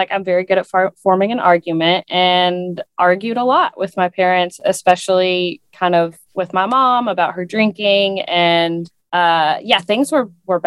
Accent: East Tennessee, United States; where we grew up in East Tennessee, the thing that you do in the summer is you go swim in a lake

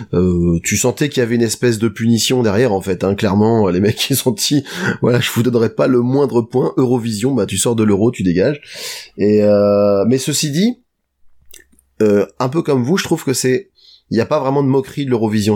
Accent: France; on est français

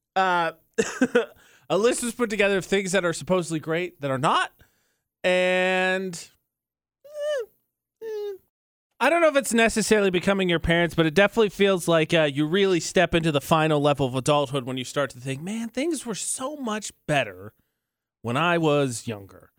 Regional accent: United States; I'm from America

